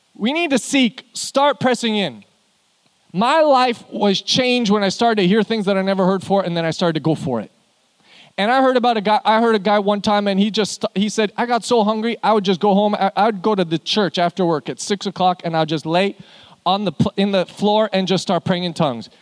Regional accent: Canada; now in Houston, United States; I'm from Canada. I don't know why we live here

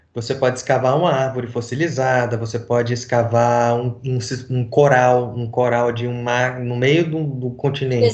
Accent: Recife, Pernambuco, Brazil; Eu fui criado... Nasci em Recife

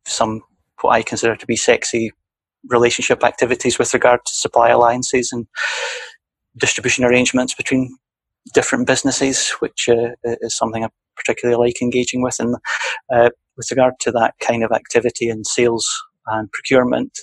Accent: Scottish Borders, Scotland, United Kingdom; also born or lived in Edinburgh / Aberdeen; now in London, United Kingdom; I was born in Edinburgh, but I grew up in a village outside of Edinburgh, outside of a town south of Edinburgh in what I would refer to as the borders of Scotland

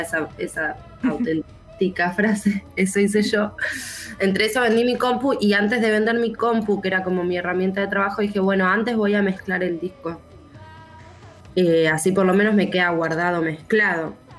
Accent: Zárate, Buenos Aires Province, Argentina; vine a vivir a Zárate otra vez, que es de donde yo soy, de donde nací

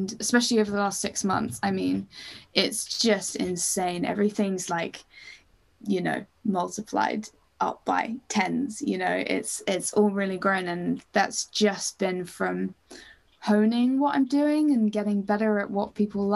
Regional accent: Cambridge, East of England, United Kingdom; Cambridge, which is my hometown, which is kind of small.

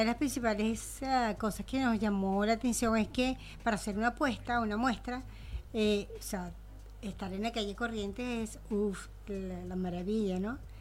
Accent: Venezuela; now in Argentina; yo vengo de Venezuela

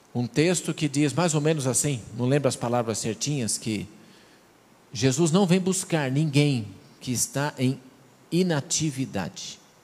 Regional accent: São Paulo, Brazil; also born or lived in Rio Grande do Sul; now in Mato Grosso do Sul, Brazil; Seja queimado como usa na minha terra. Eu sou de São Paulo, lá uso queimado

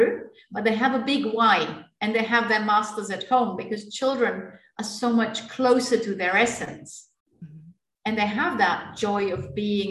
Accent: Germany; moved away; also born or lived in India; I grew up in my native Germany.

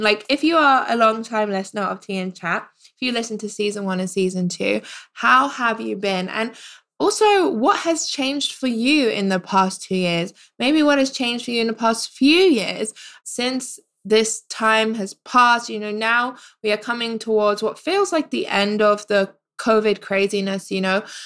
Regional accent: United Kingdom; moved away as an adult; now in Canada; I am a British expat

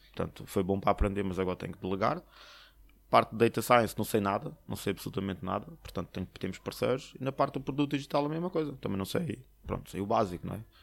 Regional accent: Portugal; moved away as an adult; also born or lived in Slovakia / Poland / China / Canada; eu sou português

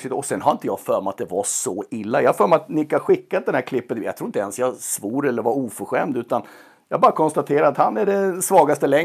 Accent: Sweden; Som svensk coach så är det absolut mest hedersamma uppdraget och ärofyllda uppdraget du kan få.

